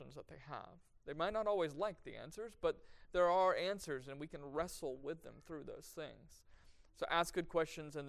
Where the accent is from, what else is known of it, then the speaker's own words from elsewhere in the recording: Arlington, Texas, United States; also born or lived in Nashville, Tennessee; I grew up in Arlington